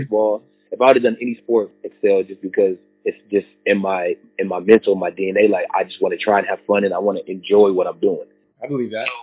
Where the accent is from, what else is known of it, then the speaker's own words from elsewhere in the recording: Seattle, Washington, United States; I grew up playing in Seattle, Washington